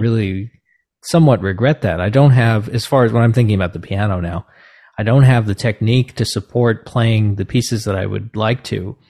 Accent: New Jersey, United States; where I grew up in New Jersey

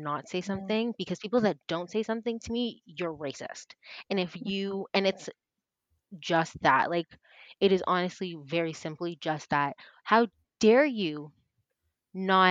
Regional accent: Canada; also born or lived in Toronto; We are Canadian. I am Toronto based

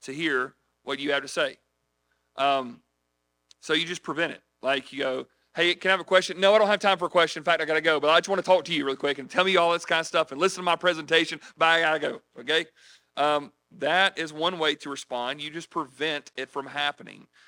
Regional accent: United States; we're here from the United States trying to spread Christianity

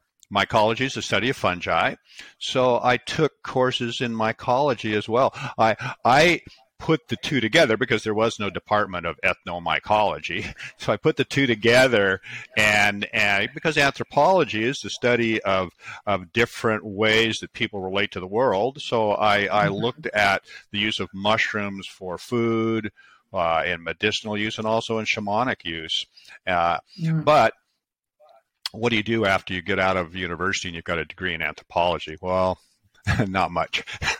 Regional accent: Seattle, Washington, United States; Sure. Well, I was born in the Pacific Northwest, grew up in Seattle.

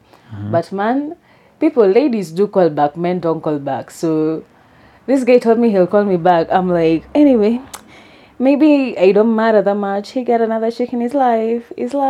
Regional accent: Kenya; I'm Kenyan.

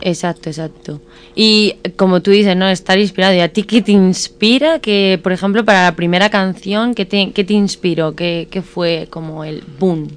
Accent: Morata de Tajuña, Community of Madrid, Spain; aquí en mi pueblo

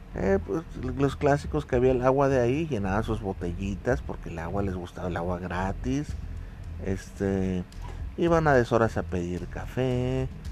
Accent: Mexico; nosotros como mexicanos

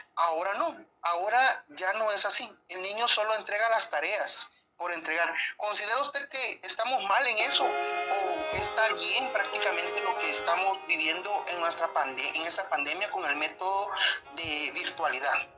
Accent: Guatemala; nosotros como guatemaltecos

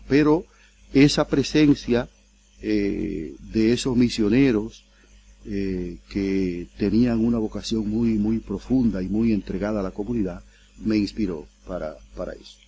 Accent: El Seibo, Dominican Republic; now in Curaçao; yo soy dominicano, yo nací en la República Dominicana y en una, en una región cercana a la parte de San Pedro de Macorís. Yo soy de la provincia del Ceibo

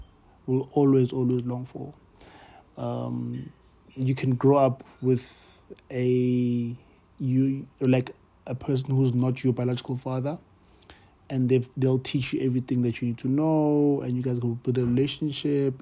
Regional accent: Johannesburg, Gauteng, South Africa; I grew up in Pimville

